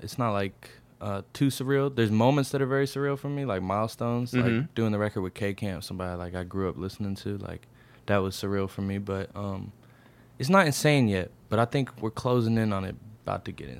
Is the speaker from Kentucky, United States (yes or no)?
yes; Louisville, Kentucky, United States; moved away as an adult; now in Atlanta, United States; Born and raised Louisville